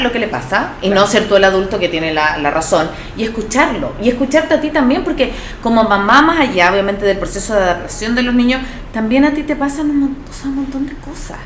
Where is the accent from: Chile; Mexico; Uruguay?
Chile; now in Ecuador; yo soy chilena y me embaracé en Ecuador